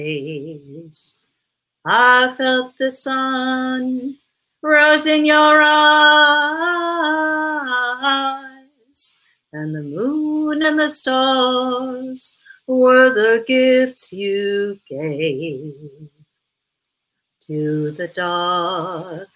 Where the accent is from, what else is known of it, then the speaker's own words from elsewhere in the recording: New York, United States; I grew up in New York